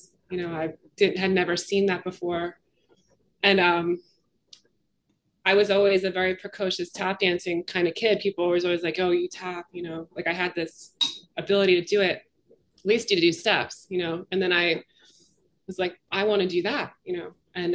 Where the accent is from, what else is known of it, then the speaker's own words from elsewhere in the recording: Philadelphia, Pennsylvania, United States; she learned I was from Philadelphia